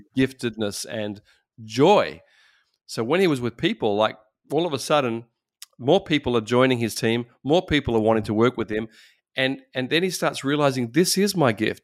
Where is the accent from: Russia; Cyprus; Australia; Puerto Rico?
Australia; I'm from Australia